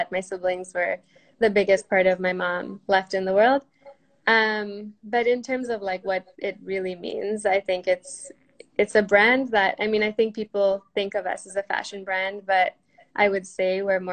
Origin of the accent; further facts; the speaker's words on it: Kenya; I grew up in Kenya